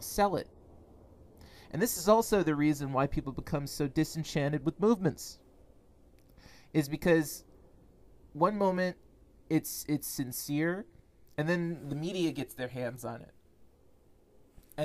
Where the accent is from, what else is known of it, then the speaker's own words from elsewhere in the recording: United States; My family has been in this country most likely since the 18th century